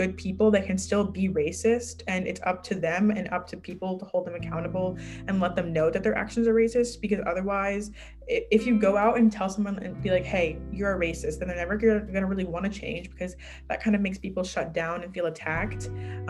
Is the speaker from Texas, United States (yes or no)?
yes; Houston, Texas, United States; now in Dallas, United States; I'm from Houston. I live in Dallas